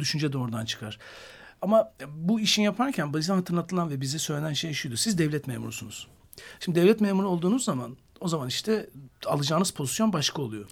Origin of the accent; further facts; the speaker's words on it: Edirne, Turkey; 1973 Edirne doğumluyum